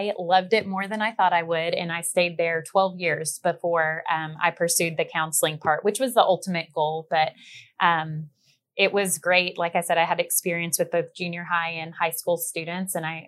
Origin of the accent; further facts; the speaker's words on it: Frisco, Texas, United States; but I say I'm from Frisco, Texas. That's where I went to high school.